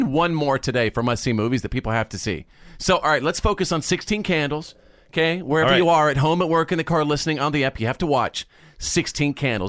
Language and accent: English; United States; as an American